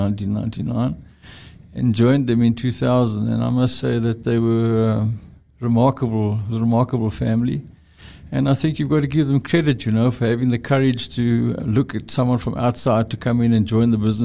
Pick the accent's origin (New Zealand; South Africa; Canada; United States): South Africa; East London, Eastern Cape; moved away; I grew up in East London.